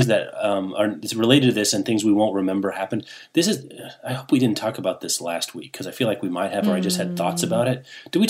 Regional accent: Midwest, United States; You and I grew up in the Midwest.

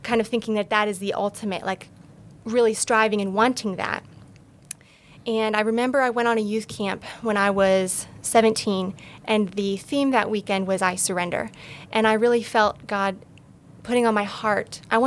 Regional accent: Alliance, Ohio, United States; I grew up in Alliance, Ohio, born and raised, small town

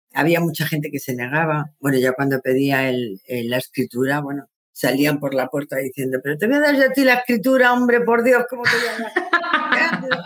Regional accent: Madrid, Community of Madrid, Spain; moved away as an adult; now in Santander, Spain; yo soy de Madrid, me había venido con, mi familia a vivir a Santander

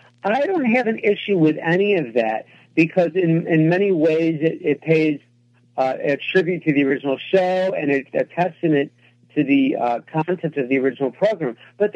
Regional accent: Rochester, New York, United States; I grew up in Rochester, which is upstate New York in the inner city

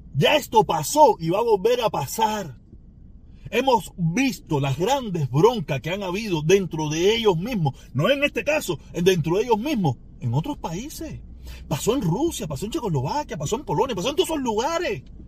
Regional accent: Cuba; Mi pueblo cubano

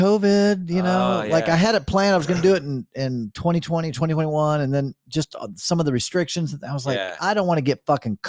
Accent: California, United States; Guys, I'm from California. I'm totally used to this.

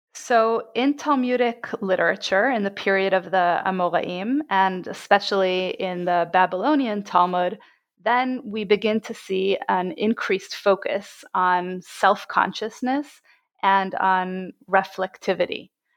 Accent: Jerusalem, Jerusalem District, Israel; I was born and bred in Jerusalem

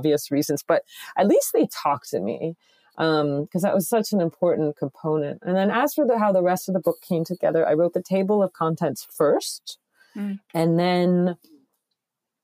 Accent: Connecticut, United States; I'm from Connecticut

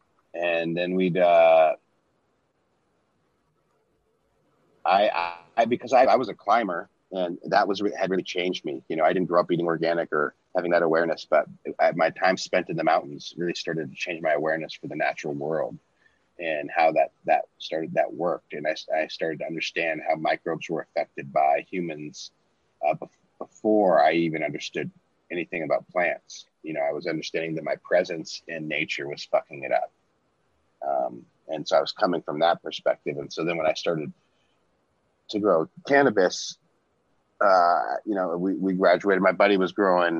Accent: Washington, United States; also born or lived in Portland / Minnesota; I grew up in Washington

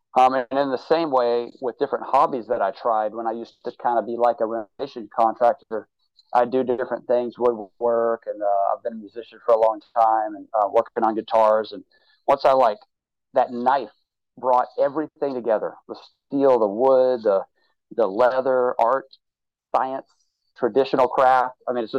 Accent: Mobile, Alabama, United States; I'm from South Alabama. I would go hunting with my dad and everything.

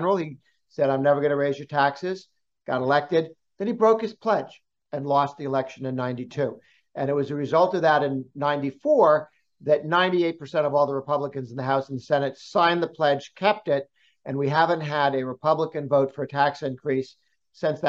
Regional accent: Massachusetts, United States; Before I emigrated to the United States, I grew up in Massachusetts

